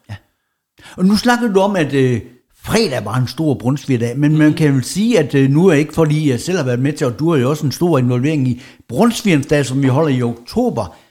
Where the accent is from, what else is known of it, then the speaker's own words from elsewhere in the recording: Jutland, Denmark; moved away; der hvor jeg kommer fra over i Jylland, det mørke, mørke Jylland